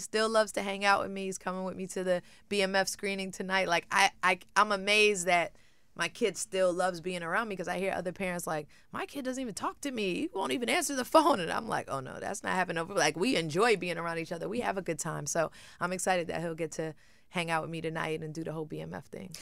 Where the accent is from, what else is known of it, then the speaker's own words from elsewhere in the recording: Brooklyn, New York, United States; moved away; when I grew up in Brooklyn, it was a different upbringing